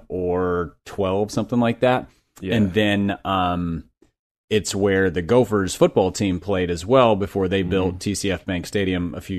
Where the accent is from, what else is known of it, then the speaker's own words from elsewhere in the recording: Minneapolis, Minnesota, United States; So I grew up in Minneapolis, right near downtown, and about four or five blocks from the Metronome